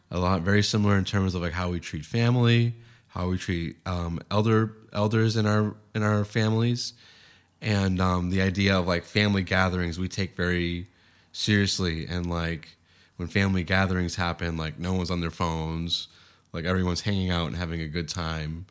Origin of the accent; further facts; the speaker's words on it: Boston, Massachusetts, United States; now in San Diego, United States; in Boston where I grew up